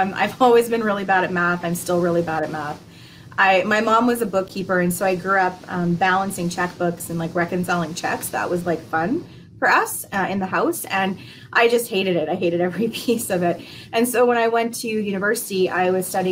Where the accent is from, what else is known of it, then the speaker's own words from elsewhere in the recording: Saskatoon, Saskatchewan, Canada; also born or lived in Ontario / Prince Edward Island (parents); they moved to Ontario at some point for my dad to go to school, and that's where I was born. And we moved out to Saskatoon about 35 years ago. So for most of my life, I've lived out here, and it's my home